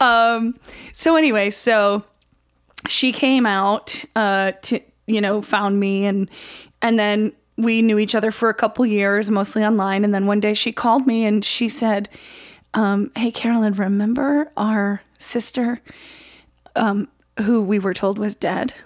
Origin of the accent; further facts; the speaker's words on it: Oswego, New York, United States; I grew up in Oswego, New York